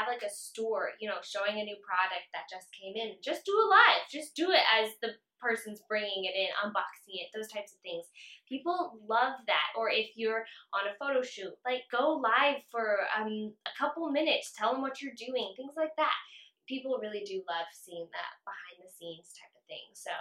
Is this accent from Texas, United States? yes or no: yes; San Antonio, Texas, United States; now in Granbury, United States; We are from San Antonio, but now live in Granbury.